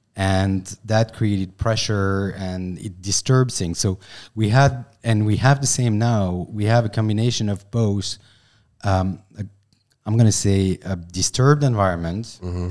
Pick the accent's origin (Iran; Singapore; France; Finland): France; accent: French; English is a second language; I'm a French guy, so sorry for my accent